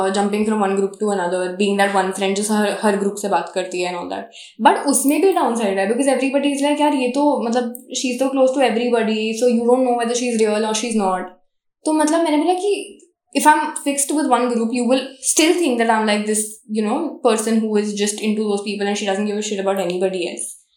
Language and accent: Hindi; Jabalpur, Madhya Pradesh, India; moved away; ये तो मेरा शहर है. यहाँ पे तो मैं पैदा हुई हूँ, रही भी हूँ कुछ साल